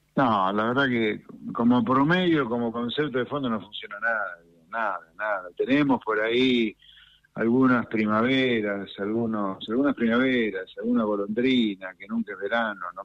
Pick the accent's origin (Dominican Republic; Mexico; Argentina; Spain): Argentina; Pergamino, Buenos Aires Province; Yo soy nacido en Pergamino, en un pueblito